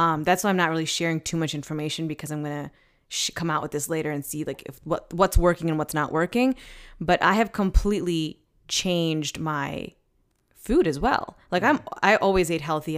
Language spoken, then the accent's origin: English; East Coast, United States; now in Saint Louis, United States; I'm from the East Coast, so, like, we go to beaches